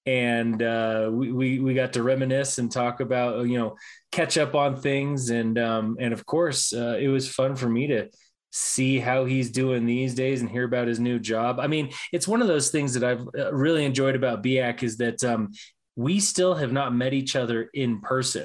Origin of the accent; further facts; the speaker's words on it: Denver, Colorado, United States; Ever since I was a kid growing up in Denver